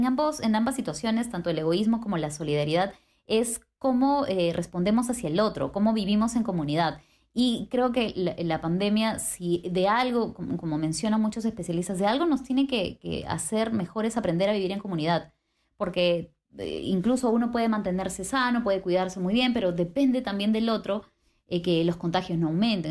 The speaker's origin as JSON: {"language": "Spanish", "country": "Peru", "said": "nosotros como peruanos"}